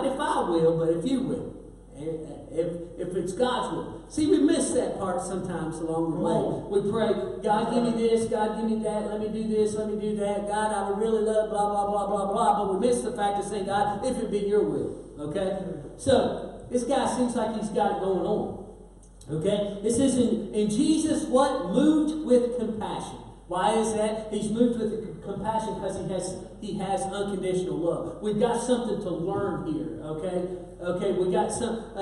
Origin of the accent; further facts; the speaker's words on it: Kentucky, United States; now in West Virginia, United States; I'm a Kentucky boy living in West Virginia